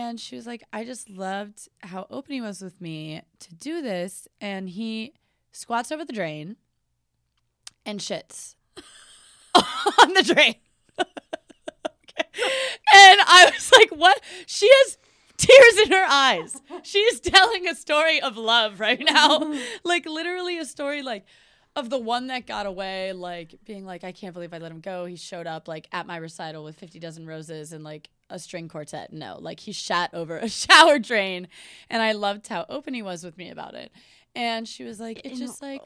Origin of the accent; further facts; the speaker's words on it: New Orleans, Louisiana, United States; moved away; I'm from New Orleans